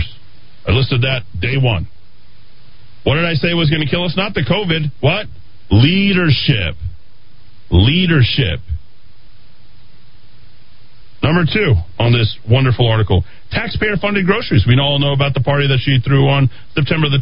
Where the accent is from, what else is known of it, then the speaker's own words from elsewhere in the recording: Albuquerque, New Mexico, United States; Me and a couple of my friends, Jason and Stephanie, both got into St. Pius. Everybody else went to West Mesa, or as we referred to it back in the day, Wasted Mesa.